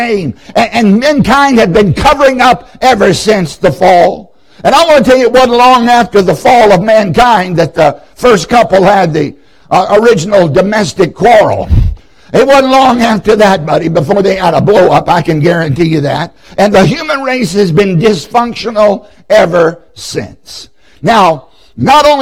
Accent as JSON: {"language": "English", "area": "Southside", "region": "Virginia", "country": "United States", "tie": "born or raised there", "said": "I grew up in Southside, Virginia"}